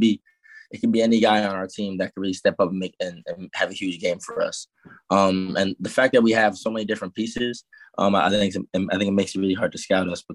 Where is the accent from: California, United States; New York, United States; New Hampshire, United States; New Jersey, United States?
New Jersey, United States; moved away as an adult; also born or lived in South Carolina; I'm originally from Jersey